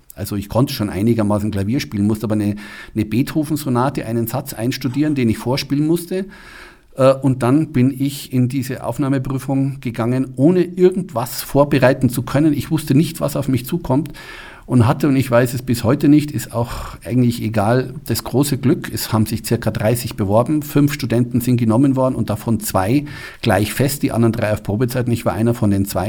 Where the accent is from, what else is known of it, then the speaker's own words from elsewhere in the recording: Munich, Bavaria, Germany; moved away as an adult; also born or lived in Kassel / Mannheim; now in Füssen, Germany; ich komme aus München, ich bin in München geboren, aufgewachsen